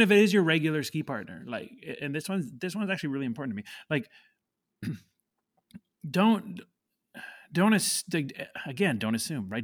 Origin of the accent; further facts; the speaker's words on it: Canada; moved away as an adult; I grew up in Canada